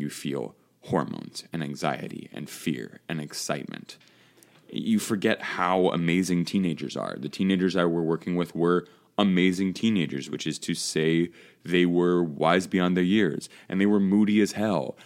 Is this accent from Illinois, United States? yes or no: yes; Chicago, Illinois, United States; now in Connecticut, United States; my Chicago team in Connecticut